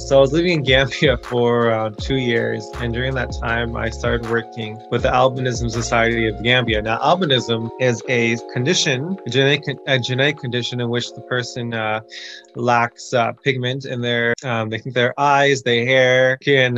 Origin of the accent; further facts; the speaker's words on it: Toronto, Ontario, Canada; also born or lived in Kenya; I'm from Toronto, but I currently work half a year in Kenya